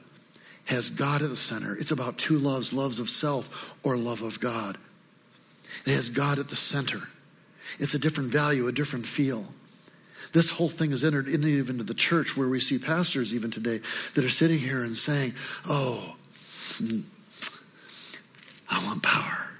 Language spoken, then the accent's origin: English; Lansing, Michigan, United States; also born or lived in Traverse City, Michigan / Grass Lake, Michigan; now in Detroit, United States; I was born in Traverse City. I used to tell people that we moved after 10 days to Lansing.